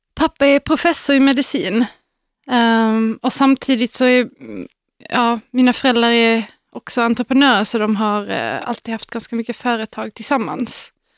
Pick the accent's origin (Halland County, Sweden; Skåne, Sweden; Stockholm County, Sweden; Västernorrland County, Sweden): Skåne, Sweden; Malmö; moved away; I Malmö